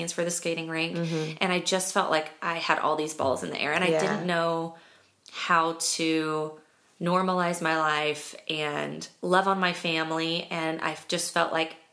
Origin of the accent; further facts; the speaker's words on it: Kansas, United States; moved away; I grew up in Kansas